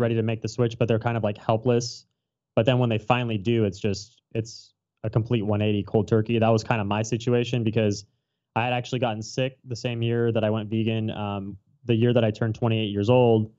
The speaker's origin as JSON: {"language": "English", "area": "Orange County", "region": "Southern California", "country": "United States", "moved": "as an adult", "lives_now": "Hawaii, United States", "said": "I'm from Southern California, Orange County, to be specific"}